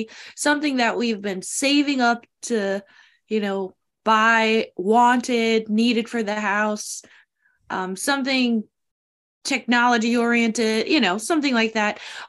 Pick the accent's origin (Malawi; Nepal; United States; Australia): United States; As an American